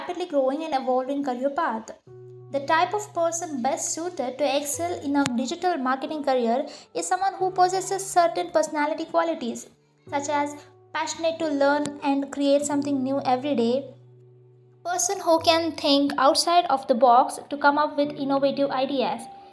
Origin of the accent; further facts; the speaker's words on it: Dharwad, Karnataka, India; moved away as an adult; now in Bangalore, India; I hail from Dharwad and completed my undergraduate in commerce and moved into Bangalore for my higher education